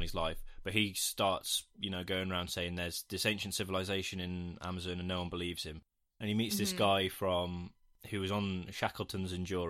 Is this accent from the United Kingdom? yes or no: yes; United Kingdom; I hate being British.